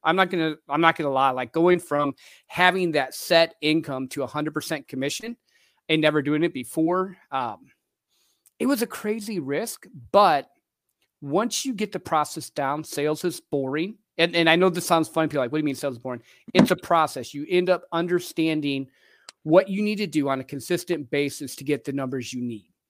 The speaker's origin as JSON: {"language": "English", "region": "Midwest", "country": "United States", "tie": "born or raised there", "said": "I grew up in the Midwest in a little country town"}